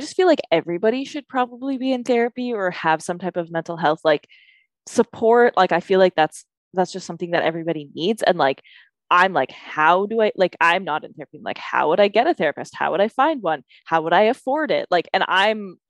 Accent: Canada; We're Canadian. We have a super, like, we have a Canadian perspective

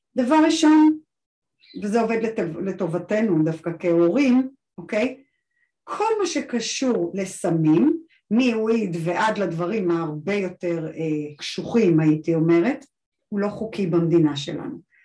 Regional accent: Israel; אני גדלתי בקיבוץ

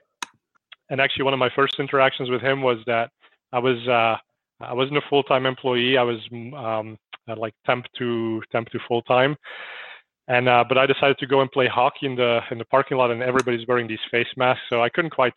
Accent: Belgium; also born or lived in San Francisco Bay Area; now in United States; I'm originally from Belgium.

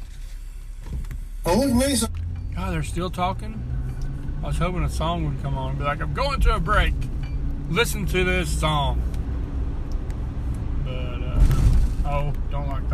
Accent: Georgia, United States; accent: southern, country accent; moved away; I'm Southern. I'm from Georgia. Born and raised in Georgia. I don't live in Georgia anymore.

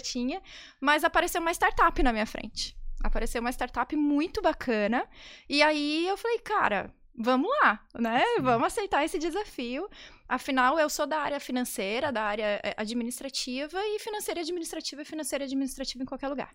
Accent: Campo Grande, Mato Grosso do Sul, Brazil; moved away as an adult; Eu sou de Campo Grande, do Mato Grosso do Sul

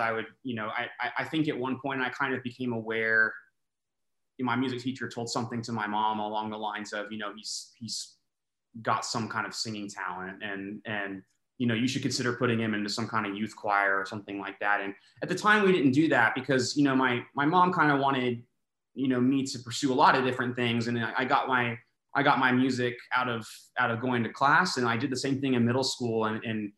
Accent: Austin, Texas, United States; now in Houston, United States; I grew up in Austin

